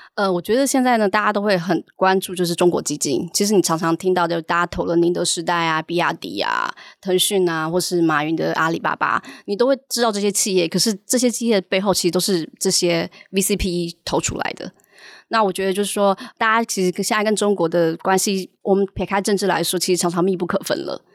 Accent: Taiwan; moved away as an adult; also born or lived in Hong Kong / China; 我是台湾人，然后我之前是在荷兰银行跟汇丰银行在台湾的时候，然后后来的话，我就去香港汇丰，然后就到了中国

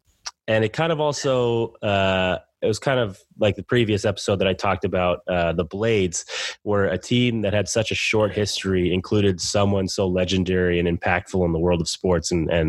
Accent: Hanover, New Hampshire, United States; in my hometown of Hanover.

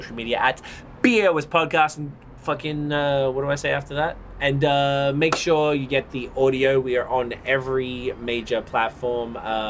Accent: Australia; I'm from Australia.

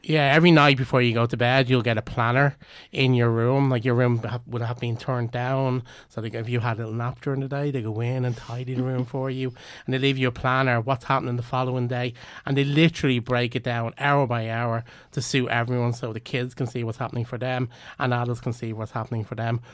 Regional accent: Ireland; we're Irish

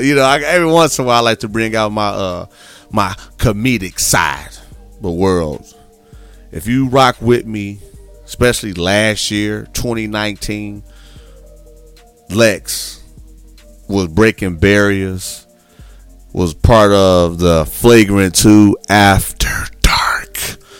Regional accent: Midwest, United States; now in Houston, United States; I'm originally from the Midwest, born and raised for a long time.

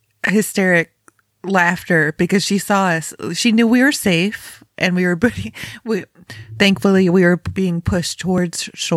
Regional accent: Rochester, New York, United States; moved away as an adult; also born or lived in Chicago; now in Ohio, United States; I grew up in Western New York, so Rochester area.

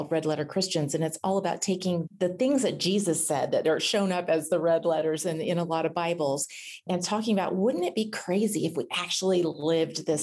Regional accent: Northern California, United States; Growing up in Northern California, we always went up to the Redwoods

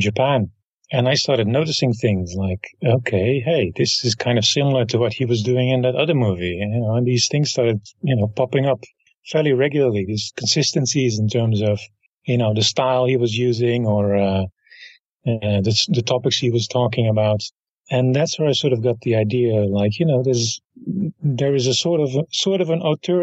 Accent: Rotterdam, South Holland, Netherlands; Rotterdam is my hometown, so I grew up with that festival

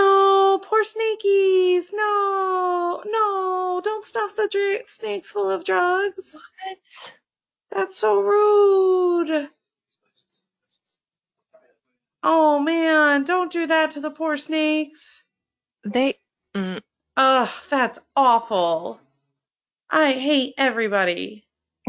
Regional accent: Florida, United States; moved away; also born or lived in Maine; Florida shaped my adolescence.

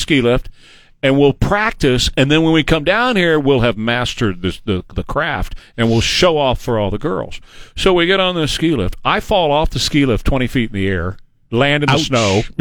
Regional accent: South Texas, United States; I'm from Texas

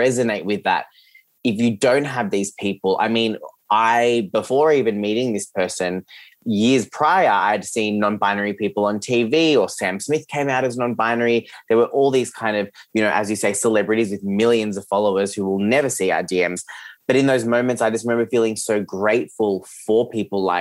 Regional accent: Geelong, Victoria, Australia; English is a second language; So I grew up in Geelong, which is where I'm recording from today

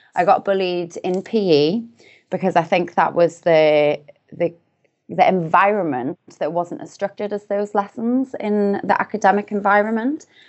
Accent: Newcastle upon Tyne, North East England, United Kingdom; I'm from a relatively small city in the north of the U K called Newcastle upon Tyne. So I grew up there.

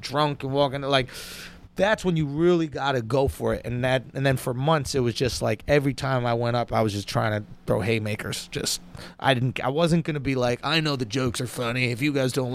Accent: New York City, New York, United States; I grew up in New York City

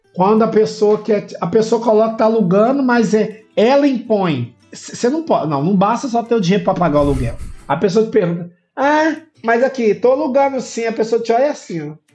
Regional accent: Belo Horizonte, Minas Gerais, Brazil; sou de, da região oeste de Belo Horizonte

